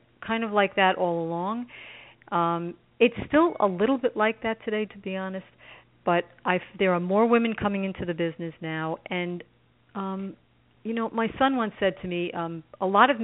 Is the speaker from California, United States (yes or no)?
no; New York City, New York, United States; I grew up in Brooklyn